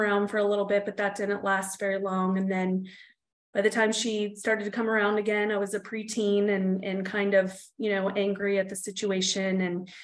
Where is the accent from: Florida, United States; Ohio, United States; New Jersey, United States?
Ohio, United States; Newark; I was born in Newark, Ohio.